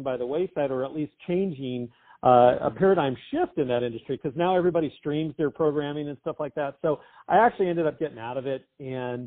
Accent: Southern California, United States; born and raised in Southern California

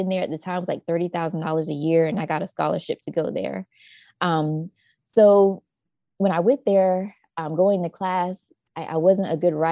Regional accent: Jacksonville, North Carolina, United States; I grew up in a small town called Jacksonville, North Carolina. It's very rural. And yes, Southern girls of North Carolina

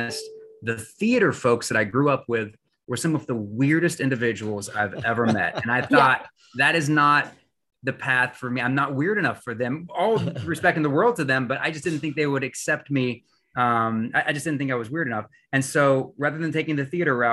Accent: West Virginia, United States; moved away as an adult; now in Michigan, United States; I had the opportunity to move away from my hometown there in West Virginia

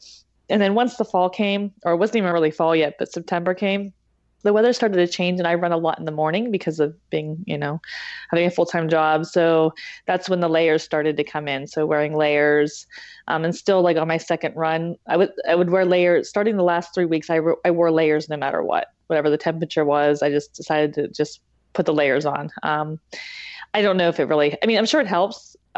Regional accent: Pittsburgh, Pennsylvania, United States; now in New Jersey, United States; I'm actually originally from the Pittsburgh, Pennsylvania area. I moved to New Jersey 5 years ago.

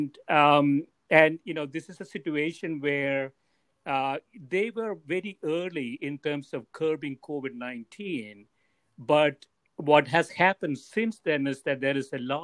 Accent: Kerala, India; So I grew up in South India. It's a place called Kerala.

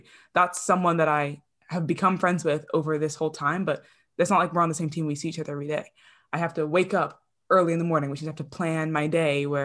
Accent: New Jersey, United States; I grew up in New Jersey

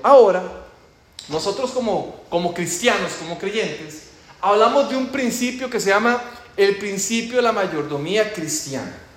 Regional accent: Costa Rica; moved away; Como ustedes ya posiblemente ya lo identificaron con mi acento, yo soy de Costa Rica

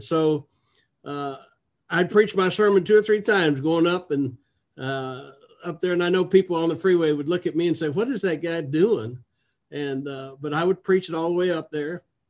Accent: Southern California, United States; moved away as an adult; also born or lived in Fontana, California / Bakersfield, California / Wichita Falls, Texas / Fort Worth, Texas; I was born in California, Southern California, Fontana. And my parents were always Christians.

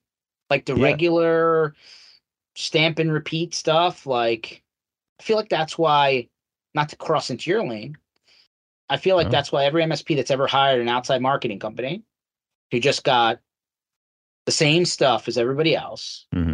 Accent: Philadelphia, Pennsylvania, United States; So I was born and raised here in Philadelphia, Philly Metro. My parents immigrated into the country.

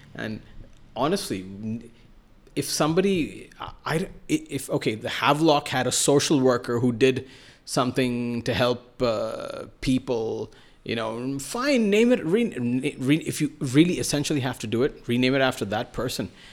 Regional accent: Mumbai, Maharashtra, India; first language Malayalam; English is a second language; also born or lived in Kerala / Russia / New York; I'm from Bombay. We speak Marathi and we speak, uh, and my native language is Malayalam from Kerala.

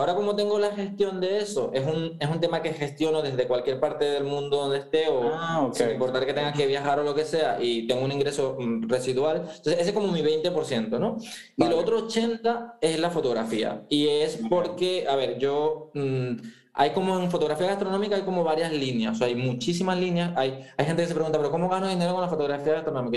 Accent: eastern Venezuela, Venezuela; moved away as an adult; also born or lived in Andalusia, Spain; now in Spain; yo soy venezolano, yo soy de la parte oriente del país, o sea, de donde hablamos rapidito

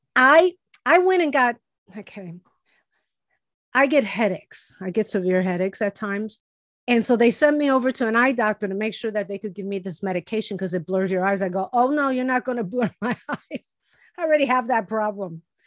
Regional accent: Chicago, Illinois, United States; moved away; my friends that I grew up with in Chicago

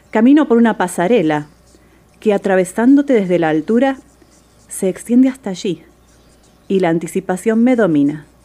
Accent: Buenos Aires, Argentina; Soy de Buenos Aires, Argentina.

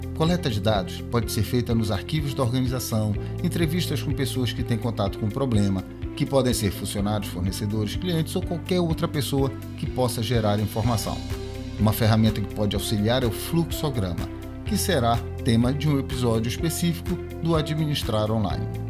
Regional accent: Pará, Brazil; sou paraense

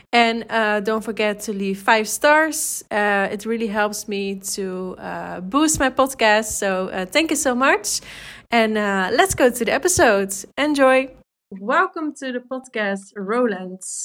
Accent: Drachten, Friesland, Netherlands; that's really close to my hometown, Drachten

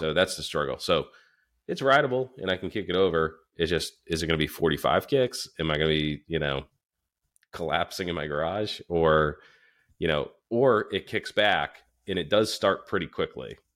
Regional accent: Northeast, United States; also born or lived in Florida; we're from the Northeast

